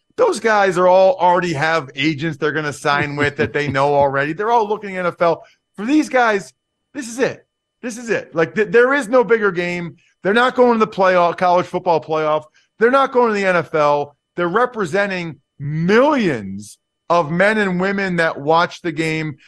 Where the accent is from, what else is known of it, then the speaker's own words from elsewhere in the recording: outside of Philadelphia, Pennsylvania, United States; I grew up outside of Philadelphia.